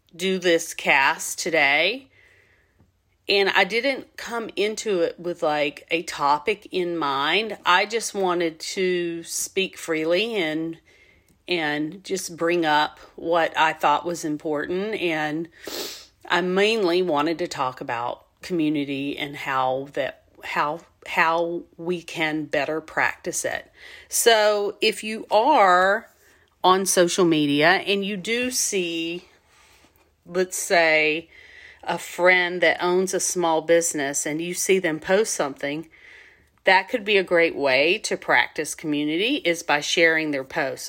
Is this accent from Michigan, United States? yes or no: no; Southwest Georgia, United States; moved away; I'm from Southwest Georgia